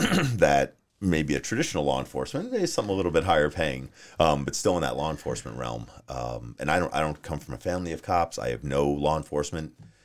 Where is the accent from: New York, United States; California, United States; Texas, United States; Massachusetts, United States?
New York, United States; Long Island; moved away as an adult; also born or lived in Maine; now in Arizona, United States; I'm originally from New York. Okay. So I grew up on Long Island.